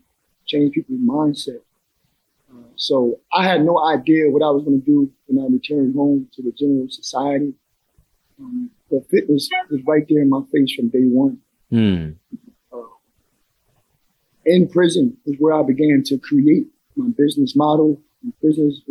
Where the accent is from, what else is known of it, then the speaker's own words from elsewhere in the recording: Trenton, New Jersey, United States; I grew up in a neighborhood in Trenton, New Jersey called Wilbur Section